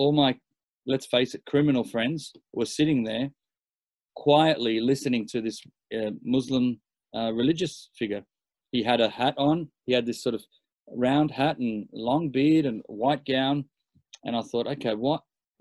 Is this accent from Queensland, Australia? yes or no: no; Sydney, New South Wales, Australia; born and raised in Australia.